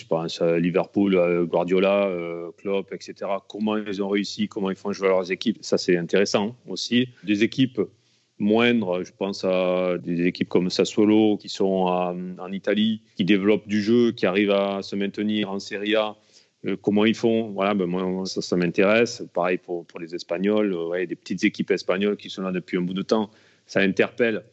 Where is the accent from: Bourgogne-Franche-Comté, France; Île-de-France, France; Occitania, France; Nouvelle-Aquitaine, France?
Occitania, France; Alès; j'ai commencé dans mon club euh, là où je suis né à Alès